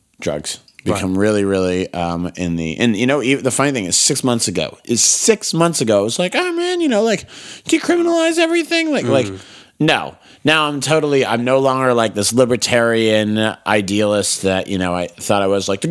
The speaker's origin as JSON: {"language": "English", "country": "United States", "tie": "born or raised there", "said": "This is my hometown. These are my streets"}